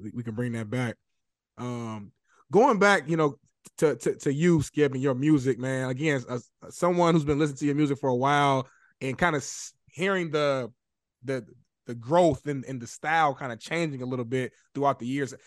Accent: Indianapolis, Indiana, United States; moved away; I'm from Indianapolis

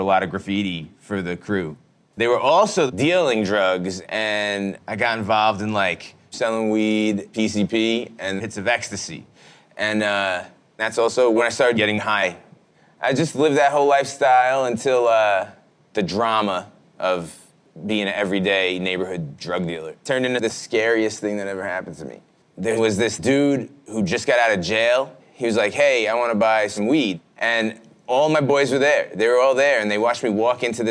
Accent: New York City, New York, United States; growing up in Brooklyn

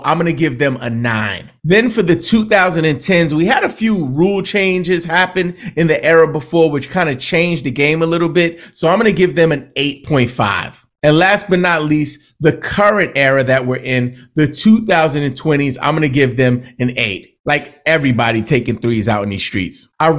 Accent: Georgia, United States; Like, yeah, I grew up in Georgia. Like, I know him.

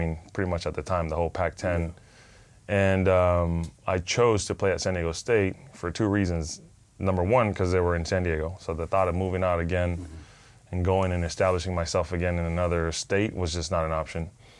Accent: Panama; first language Spanish; English is a second language; Well, many people don't know, but I'm originally from Panama, mm-hmm. born and raised. I speak two languages, Spanish being number one.

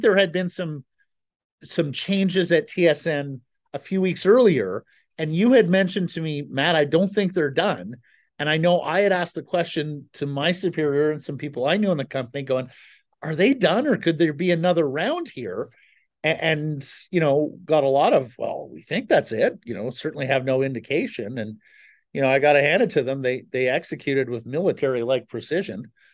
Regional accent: Canada; also born or lived in Calgary / Ottawa; now in Vancouver, Canada; I grew up in Calgary and Ottawa

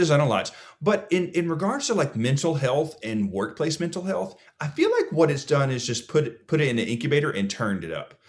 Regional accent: Alabama, United States; also born or lived in Georgia; when I was adopted at two, I moved to Alabama

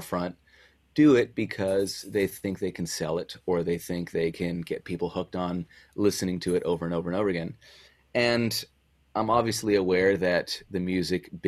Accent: San Diego, California, United States; moved away as an adult; also born or lived in Bonita; I was born in San Diego. I was born and raised there. I lived there for the vast majority of my life.

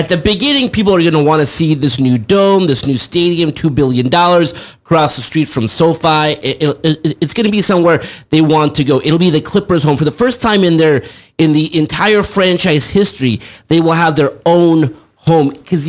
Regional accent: Los Angeles, California, United States; I grew up in Los Angeles

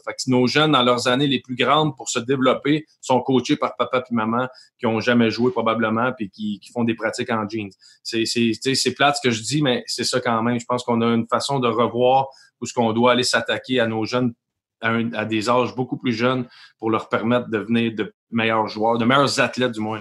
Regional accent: Montreal area, Quebec, Canada; on vient d'arriver sur de Montréal les deux

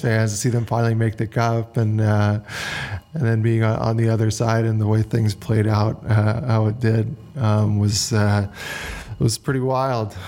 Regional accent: Canada; as a kid growing up in Canada

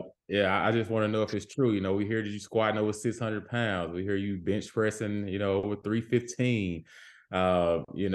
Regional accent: Taylor, Mississippi, United States; I'm from Taylor, Mississippi.

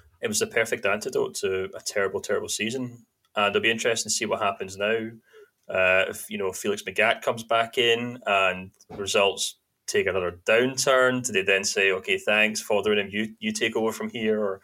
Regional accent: Scotland, United Kingdom; also born or lived in Germany; I was from Shortland

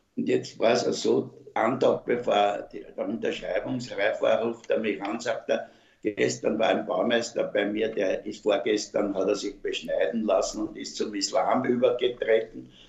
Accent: Vienna, Austria; ich, mache Werbung für meine Heimatstadt Wien und ich bin ein überzeugter Wiener. Meine Eltern sind Wiener

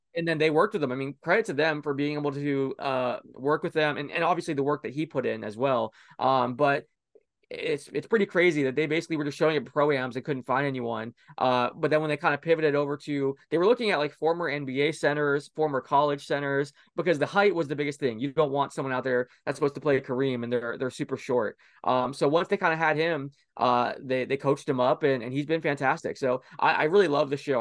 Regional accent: Orlando, Florida, United States; I grew up in Orlando

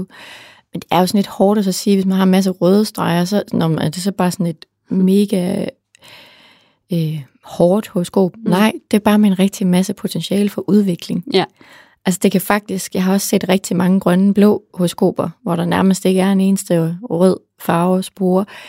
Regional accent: Central Jutland, Central Denmark Region, Denmark; now in Copenhagen, Denmark; jeg er selv fra Midtjylland

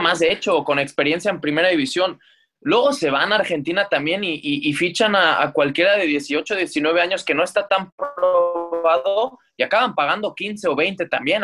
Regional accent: Mexico; como mexicano

